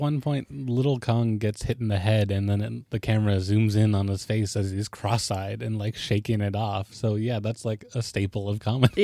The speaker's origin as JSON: {"language": "English", "region": "Alaska", "country": "United States", "tie": "born or raised there", "said": "I lived in Alaska"}